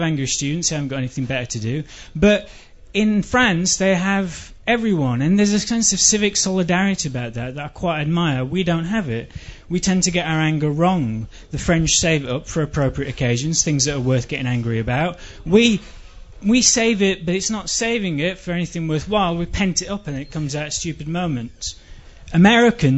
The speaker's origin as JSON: {"language": "English", "region": "England", "country": "United Kingdom", "moved": "yes", "said": "I'm English"}